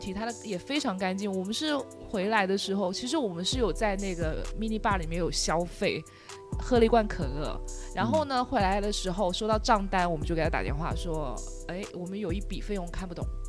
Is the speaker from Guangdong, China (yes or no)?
yes; Chaozhou, Guangdong, China; 他没有特别红吧，我来自潮州，